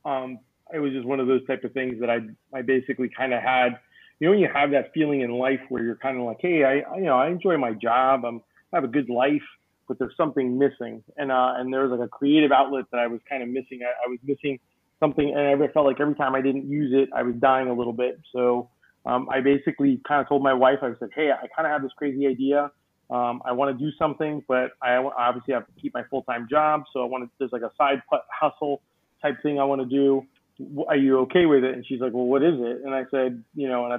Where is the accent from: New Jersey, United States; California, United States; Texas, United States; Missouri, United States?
New Jersey, United States; now in Orlando, United States; I'm originally from New Jersey